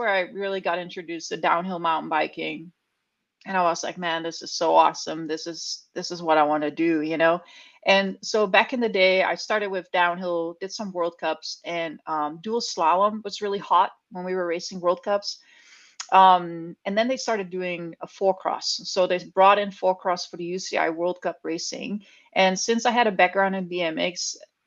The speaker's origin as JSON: {"language": "English", "country": "Netherlands", "tie": "born or raised there", "also_born_or_lived": "California", "moved": "as an adult", "lives_now": "Bentonville, United States", "said": "I grew up in the Netherlands. I was born and raised there. I'm a country girl"}